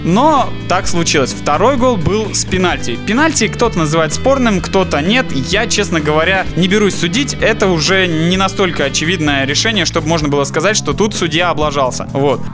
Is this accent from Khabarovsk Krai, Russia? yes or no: no; Novosibirsk, Novosibirsk Oblast, Russia; мы были из Новосибирска